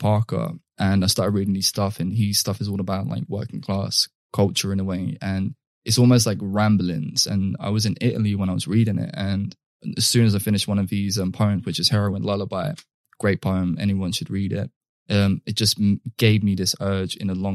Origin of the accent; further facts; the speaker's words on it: London, United Kingdom; I come from like very laddish culture, which is almost like either the sweet mates or the rude boys, which is something that's fundamental to growing up in London in particular